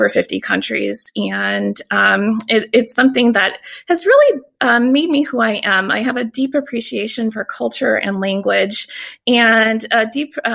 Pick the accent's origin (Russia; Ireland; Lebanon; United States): United States; Tacoma, Washington; also born or lived in Vicksburg, Mississippi; So I'm also from Tacoma. I wasn't born in Tacoma. I was actually born in Vicksburg, Mississippi